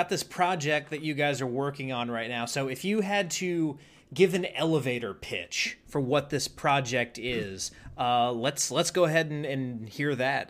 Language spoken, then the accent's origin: English; United States; I myself, being American